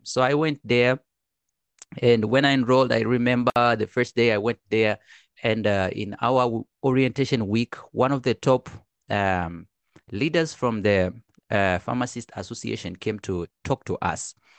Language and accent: English; Arusha, Tanzania; now in China; I'm from Tanzania. I was born in Arusha.